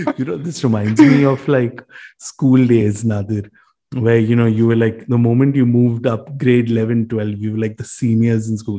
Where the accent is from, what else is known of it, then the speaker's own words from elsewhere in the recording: Mumbai, Maharashtra, India; We grew up in Bombay. Uh, we spent most of our lives in Bombay.